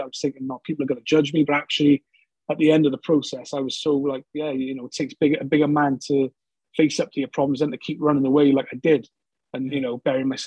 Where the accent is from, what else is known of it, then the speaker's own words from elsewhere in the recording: Newport, Wales, United Kingdom; moved away as an adult; also born or lived in London / Bristol; I'm from Newport, South Wales, just over the Severn Bridge